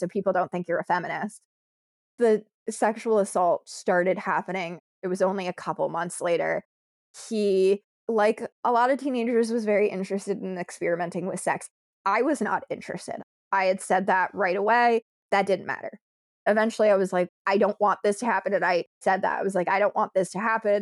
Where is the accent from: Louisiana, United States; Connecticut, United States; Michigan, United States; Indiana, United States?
Connecticut, United States; I'm from Connecticut